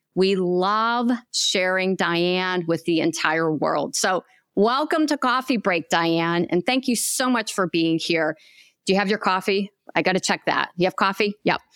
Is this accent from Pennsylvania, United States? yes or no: yes; Pennsylvania, United States; moved away as an adult; now in Tampa, United States; a hospital in Pennsylvania, my home state. However, I left my home state about four and a half years ago to come here to Tampa, Florida